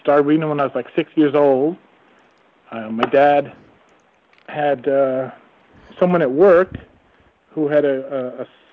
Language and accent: English; Yaphank, New York, United States; now in Poughkeepsie, United States; that's where I grew up on Long Island, but I've been living up slightly upstate. We're near Poughkeepsie right now